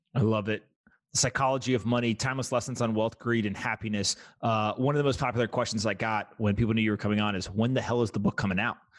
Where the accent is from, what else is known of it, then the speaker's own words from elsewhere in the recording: North Carolina, United States; I grew up in North Carolina